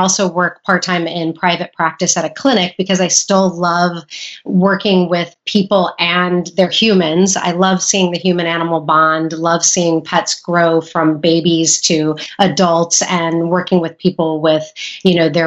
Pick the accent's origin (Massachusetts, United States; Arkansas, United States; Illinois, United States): Illinois, United States; moved away; also born or lived in California; I went to vet school in Illinois, where I'm originally from. Went back to my home state